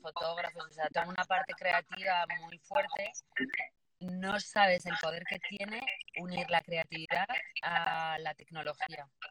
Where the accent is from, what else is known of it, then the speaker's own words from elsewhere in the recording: Bilbao, Basque Country, Spain; now in Madrid, Spain; soy de Bilbao y, por Madrid desde